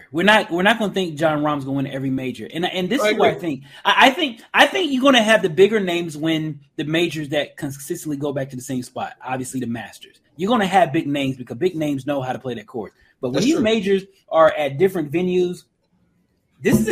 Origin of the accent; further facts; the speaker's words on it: Charlotte, North Carolina, United States; my hometown, Charlotte, North Carolina